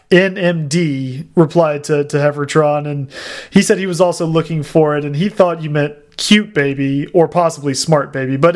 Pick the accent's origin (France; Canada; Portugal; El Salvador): Canada; Trust me, I'm Canadian.